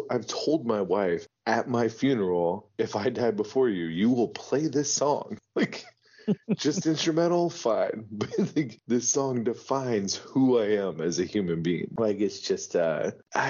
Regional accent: United States; I'm an American poor kid

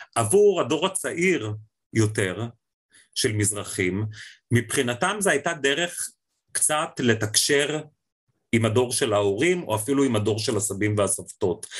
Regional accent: Israel; המקום שלנו כישראלים בתוך המזרח התיכון

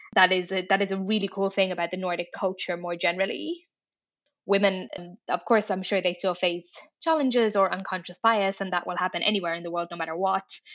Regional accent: Dublin, Leinster, Ireland; moved away as an adult; also born or lived in Paris; now in Brussels, Belgium; I am Irish. I grew up in Dublin.

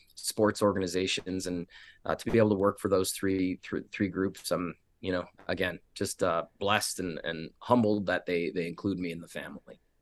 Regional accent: Canada; now in Las Vegas, United States; I'm Canadian hockey junkie

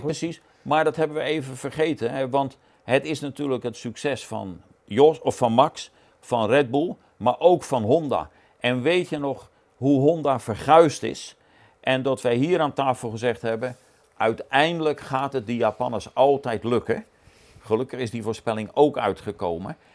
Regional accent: Netherlands; als Nederlander

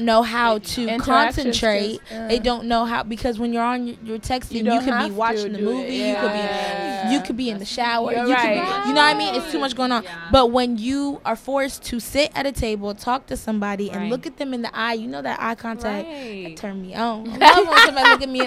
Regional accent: Indiana, United States; I'm from Indiana.

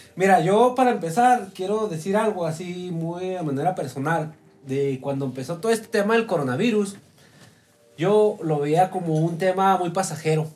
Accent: Mexico; aquí en México

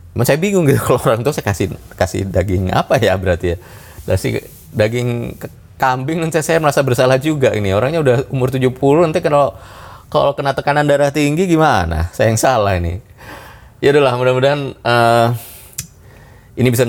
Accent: Bali, Indonesia; ya sudah tahu saya orang Bali kenapa orang Hindu kenapa saya dikasih daging sapi gitu ya

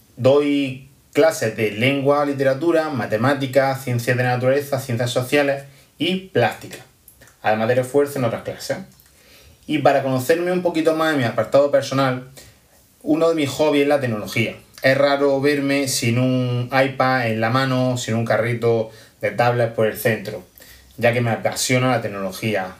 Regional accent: Almería, Andalusia, Spain; soy de Almería

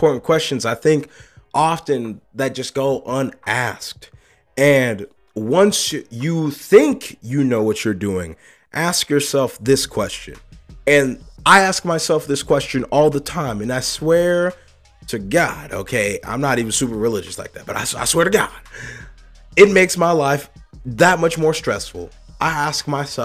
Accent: United States; I'm an American

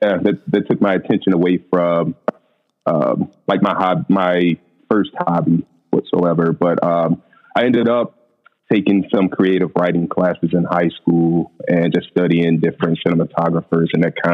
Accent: St. Louis, Missouri, United States; I'm from St. Louis, Missouri. I'm an accountant by day, photographer at my free time.

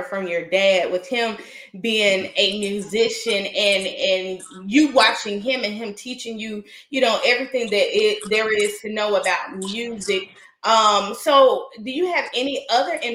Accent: the South, United States; I'm from the South

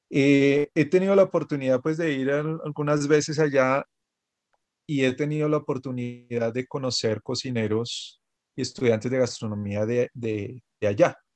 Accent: Bogotá, Bogotá Capital District, Colombia; yo soy de Bogotá, pero todo, yo creo que no hay, bueno, sí debe haber, claro que sí, pero, pero muchos bogotanos pues tenían pensado ir a San Andrés.

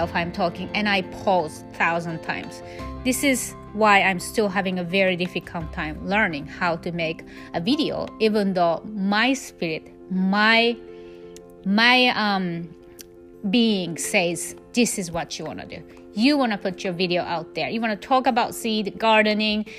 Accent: Japan; English is a second language; moved away as an adult; I was born and raised in Japan until I was 19, so I speak almost perfect Japanese

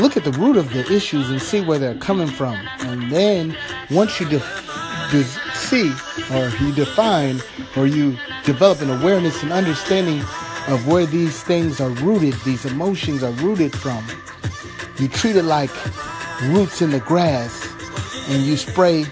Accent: Los Angeles, California, United States; Los Angeles, California, my hometown

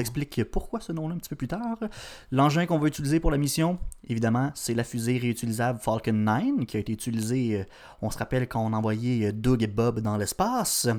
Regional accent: Canada; Je suis né au Canada

